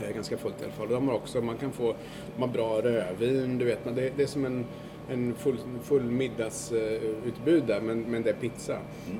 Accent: Sweden; now in New York, United States; som svensk

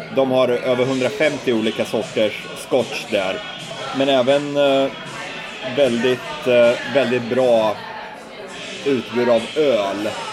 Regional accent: Sweden; vi svenskar

